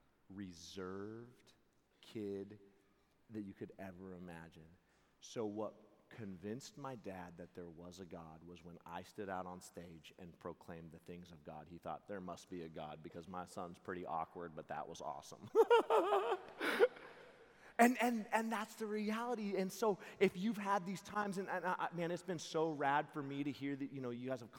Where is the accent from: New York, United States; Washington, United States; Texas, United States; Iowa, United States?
Washington, United States; Seattle; I'm from Seattle